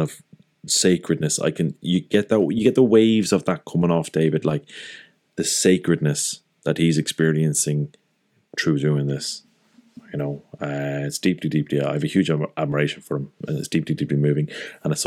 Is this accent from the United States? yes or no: no; Ireland; as an Irish person